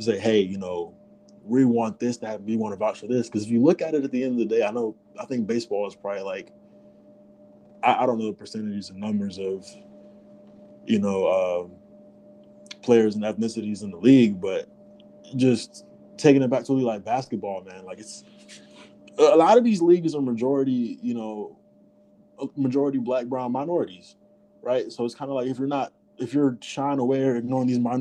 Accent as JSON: {"language": "English", "country": "United States", "said": "as an American"}